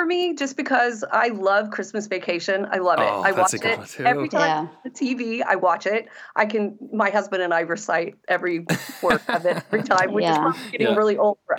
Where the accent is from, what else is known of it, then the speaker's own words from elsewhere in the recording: Dublin, Ohio, United States; I'm from Dublin, Ohio.